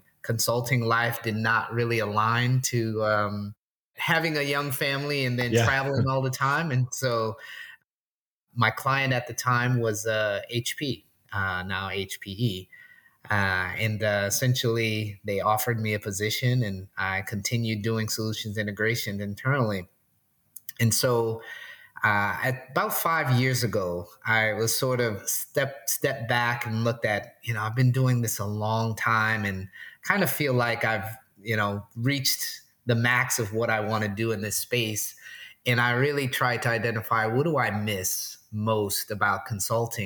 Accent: New Orleans, Louisiana, United States; now in Portland, United States; I'm originally from New Orleans. I currently live in Portland, Oregon.

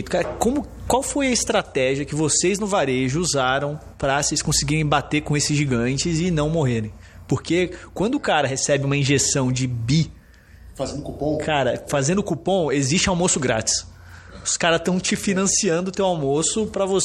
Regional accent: São Paulo, Brazil; also born or lived in Rio de Janeiro; Sou carioca, mas cresci aqui em São Paulo

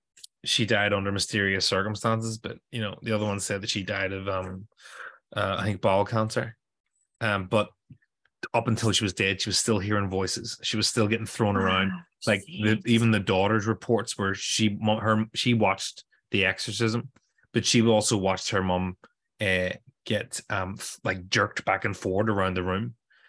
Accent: Chicago, Illinois, United States; I don't know. I'm from Chicago.

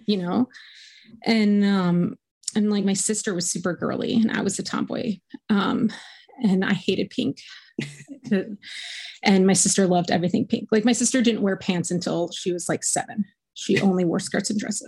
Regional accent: Richmond, Virginia, United States; I grew up in Richmond, Virginia, in like a like a middle class suburb

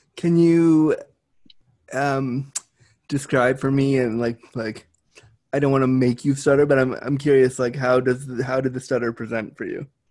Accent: Canada; I am Canadian.

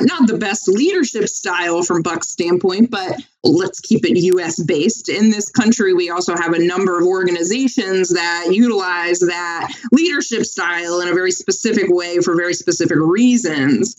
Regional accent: Tampa, Florida, United States; now in Washington, D.C. area, United States; am born and raised in Tampa, and then um, lived in a couple of different um, couple different areas of the country

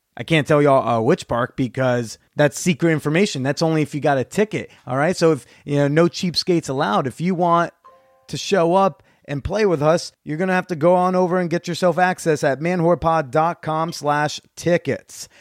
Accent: Norwood, New Jersey, United States; I grew up in Norwood

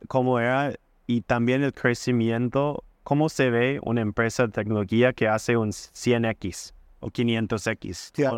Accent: United States; Spanish is a second language; moved away as an adult; also born or lived in Wisconsin; now in Chile; siendo como gringo en Chile

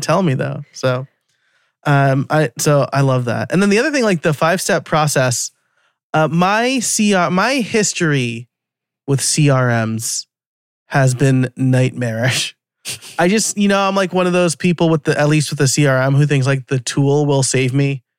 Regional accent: New York, United States; accent: New York; my New York accent's gonna come out now

